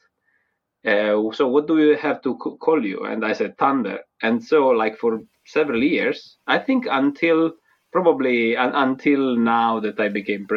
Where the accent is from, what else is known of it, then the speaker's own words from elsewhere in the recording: a little town south of Naples, Campania, Italy; accent: Italian; English is a second language; moved away as an adult; now in United Kingdom; A little town like southern Naples